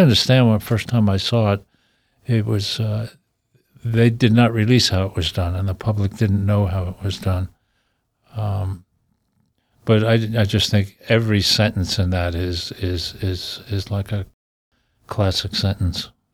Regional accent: New York City, New York, United States; I was a guy from Brooklyn

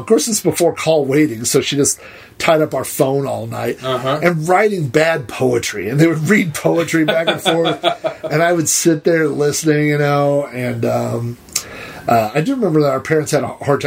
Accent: Yukon, Oklahoma, United States; we grew up in Yukon

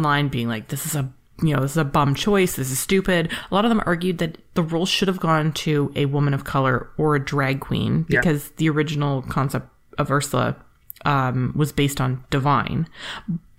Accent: Canada; I'm Canadian

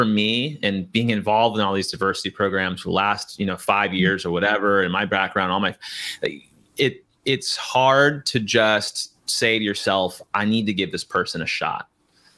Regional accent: California, United States; I'm from California

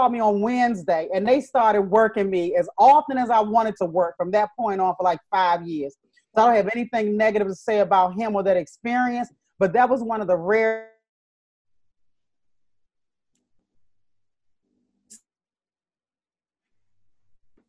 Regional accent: Maryland, United States; moved away as an adult; also born or lived in Los Angeles / New York City / Las Vegas; I started in LA, even though I grew up in Maryland

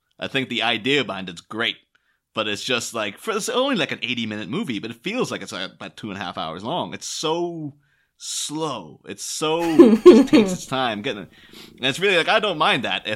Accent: Northern Ireland, United Kingdom; my hometown in, you know, Chaban in Northern Ireland

